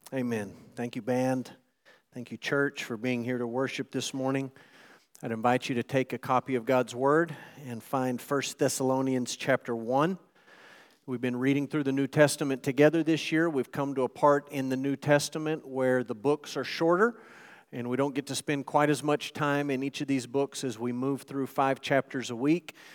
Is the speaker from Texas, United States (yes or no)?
yes; Texas, United States; those of us who are proud to be Texans